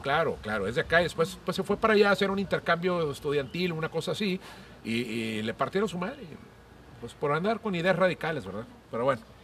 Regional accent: Monterrey, Nuevo León, Mexico; also born or lived in Houston, United States; Yo tengo 51 años y los 51 años los he pasado aquí en Monterrey. A los 14 días de nacido me regresaron a Monterrey.

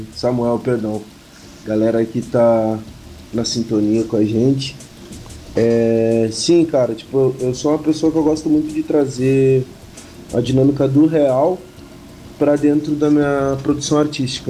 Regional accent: Pelotas, Rio Grande do Sul, Brazil; eu nasci na Guabiroba, porque eu sou de Pelotas, na verdade, sou do Rio Grande do Sul

